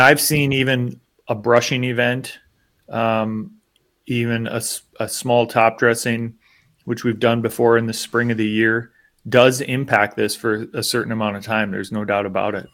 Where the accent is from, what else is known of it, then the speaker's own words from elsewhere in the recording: United States; as an American